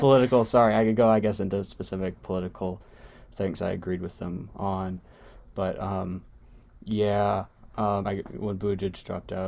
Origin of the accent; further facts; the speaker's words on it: Nashville, Tennessee, United States; I'm from Nashville, Tennessee.